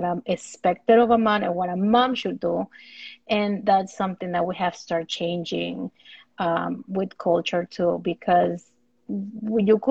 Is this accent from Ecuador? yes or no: yes; Ecuador; I'm from Ecuador